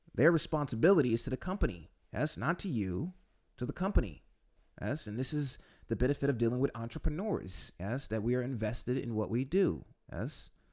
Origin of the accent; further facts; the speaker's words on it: United States; now in Poland; being an American